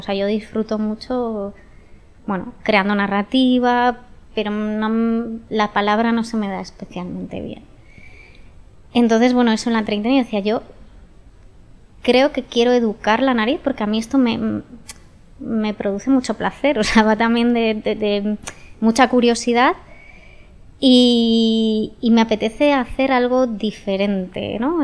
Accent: San Sebastián, Basque Country, Spain; yo soy de Donosti

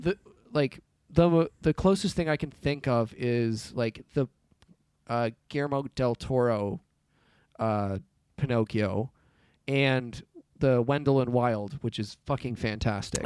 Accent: United Kingdom; I'm British

